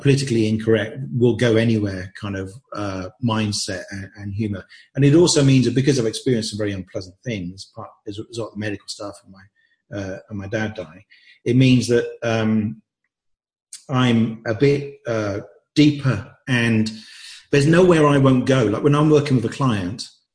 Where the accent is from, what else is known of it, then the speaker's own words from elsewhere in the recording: England, United Kingdom; I'd grown up thinking that I should hide all sorts of aspects of myself in a typical English family